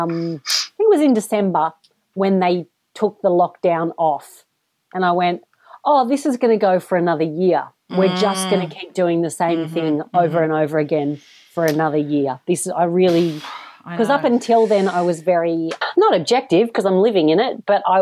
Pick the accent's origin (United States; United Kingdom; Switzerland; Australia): Australia; I'm from Australia.